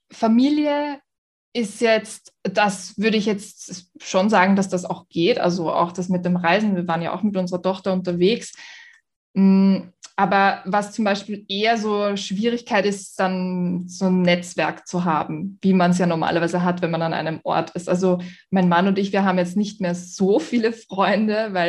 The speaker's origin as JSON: {"language": "German", "region": "Vienna", "country": "Austria", "said": "ich bin aus Wien."}